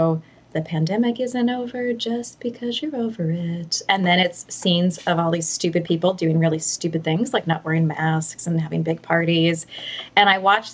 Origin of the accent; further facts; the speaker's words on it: New York, United States; now in Portland, United States; I grew up in New York with two very typically New York sarcastic parents